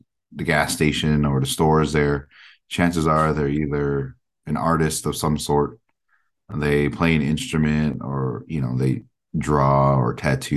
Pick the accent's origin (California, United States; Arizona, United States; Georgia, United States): Arizona, United States; Window Rock; We originated from the Navajo Reservation, Window Rock, Arizona